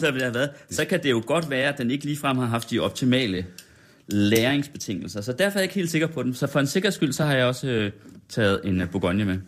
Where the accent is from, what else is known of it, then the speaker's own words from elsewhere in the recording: Felding, near Herning, Central Denmark Region, Denmark; moved away as an adult; also born or lived in Aarhus; now in Copenhagen, Denmark; Jeg vokset op i sådan Fælling, 20 km nord